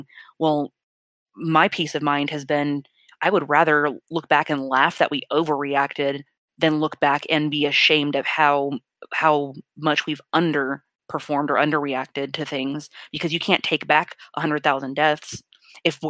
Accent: Texas, United States; moved away; they are in my home state

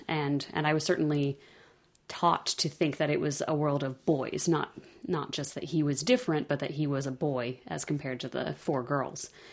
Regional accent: California, United States; moved away as an adult; also born or lived in the Midwest; I grew up in California

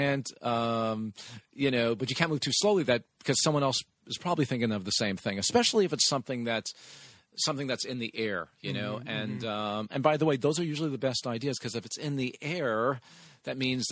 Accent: Montreal, Quebec, Canada; moved away as an adult; also born or lived in Toronto; I'm originally from Montreal, and then I went to Toronto

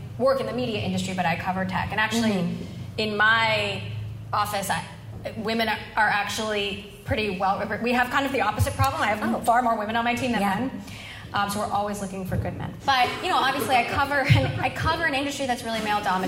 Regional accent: Hawaii, United States; moved away; I was raised in Hawaii

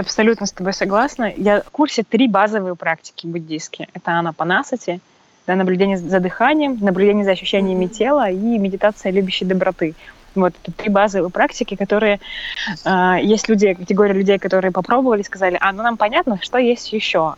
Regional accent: Perm, Perm Krai, Russia; я приехала в домой к себе, в, это, в Перми, я сама из Перми

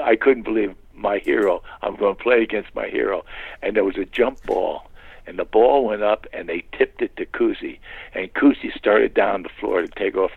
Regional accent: New York City, New York, United States; When I was growing up in Long Island, we were living in St. Albans

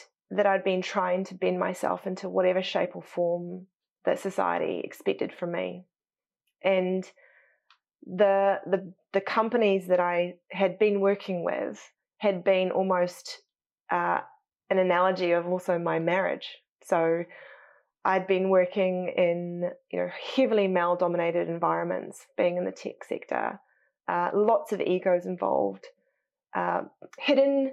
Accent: New Zealand; moved away as an adult; also born or lived in United States; I'm probably more like an American with my how upfront I am and how probably assertive I am than I probably was ever as a Kiwi

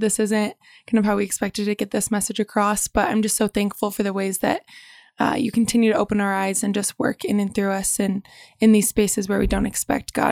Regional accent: Bend, Oregon, United States; I was born and raised in Bend

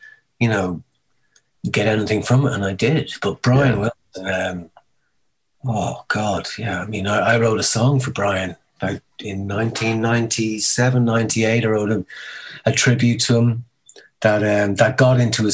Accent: Dublin, Leinster, Ireland; moved away as an adult; also born or lived in Los Angeles; now in London, United Kingdom; growing up in Dublin

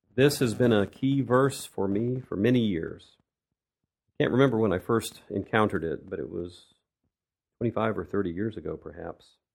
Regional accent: United States; moved away as an adult; now in Russia; I'm an American who's lived in Russia for many years

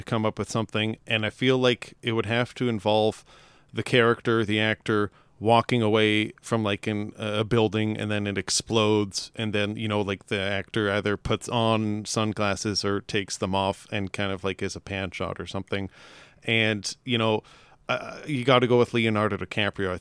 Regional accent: Ontario, Canada; We're Canadian, first and foremost, so we're from Ontario, Canada.

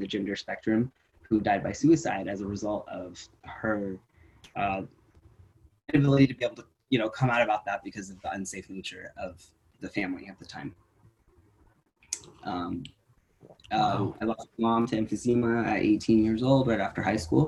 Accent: Santa Cruz, California, United States; also born or lived in Woodland, California; I split up from Woodland to Santa Cruz, California

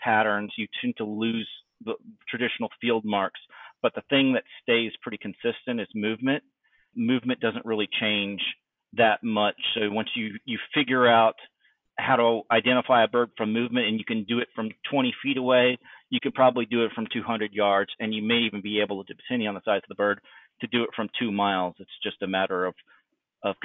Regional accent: East Texas, United States; moved away as an adult; I was a very, very sheltered kid from East Texas, having grown up in a very conservative background

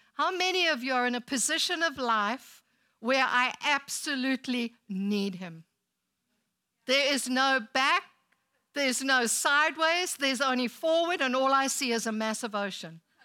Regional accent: South Africa; now in United States; When we go back to South Africa

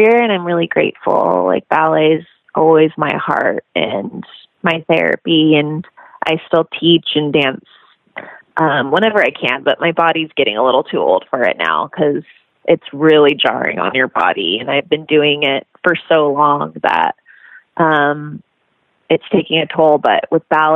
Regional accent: Long Beach, California, United States; also born or lived in Los Angeles; Born in Long Beach, California. So I'm a California girl

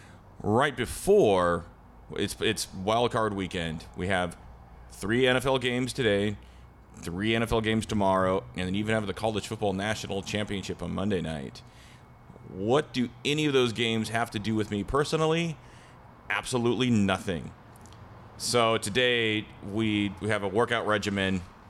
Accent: Pacific Northwest, United States; we are from the Great Northwest.

